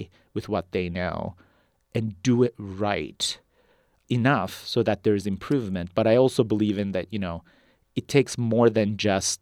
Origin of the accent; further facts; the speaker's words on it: Turkey; now in United States; I was born and raised in Turkey and then moved to the U.S. as an immigrant, so I am very much bilingual.